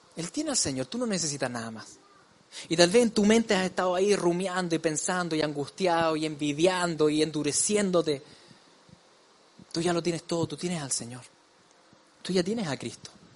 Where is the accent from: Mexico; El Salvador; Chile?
Chile; como decimos en chileno